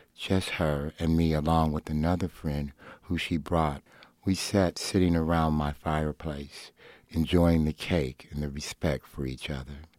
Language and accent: English; Los Angeles, California, United States; the way I grew up in Los Angeles